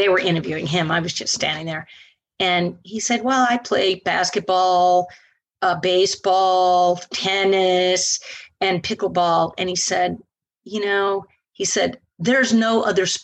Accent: Naples, Florida, United States; also born or lived in Linville Ridge, North Carolina; I'm from Naples.

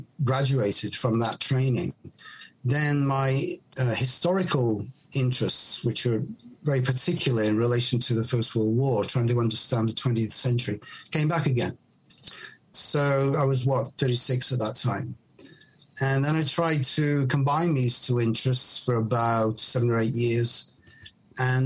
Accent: Chester, North West England, United Kingdom; moved away as an adult; also born or lived in Manchester / Japan; when I was growing up in Chester in the northwest of England

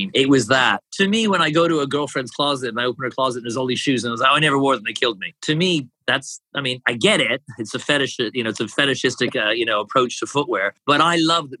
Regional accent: Canada; I'm Canadian

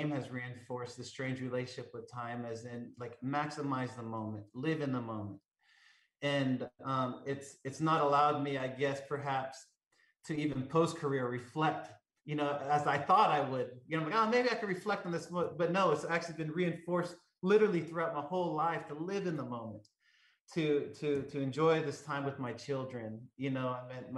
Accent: Southern California, United States; growing up in Southern California

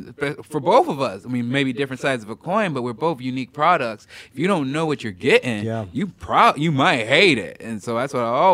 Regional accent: the Northwest, Pacific Northwest, United States; I'm from the Northwest

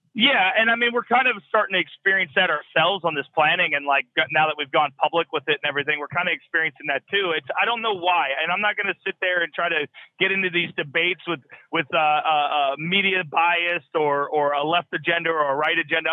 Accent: United States; I'm in the lower 48. I'm an American trucker

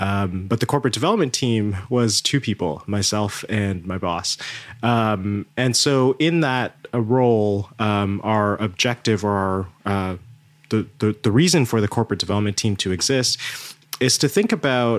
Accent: Toronto, Ontario, Canada; also born or lived in India; So I was born in India, and my family had moved to Canada when I was 6 years old. So they moved to Toronto, and Toronto has been home ever since. I've grown up in Toronto

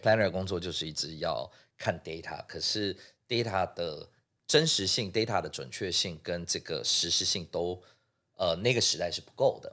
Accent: Singapore; moved away as an adult; now in Taiwan; 所以我是在新加坡出生的哦，那，OK，对。在新加坡出生长大

